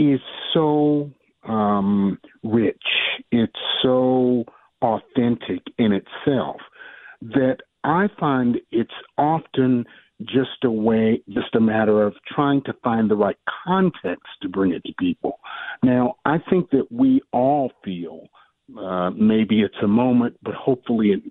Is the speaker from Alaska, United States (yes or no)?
no; Durham, North Carolina, United States; I am an American conductor born here in Durham, North Carolina. That's my original hometown.